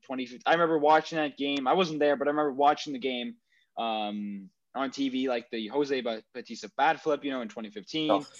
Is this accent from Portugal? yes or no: no; Canada; as Canadian taxpayers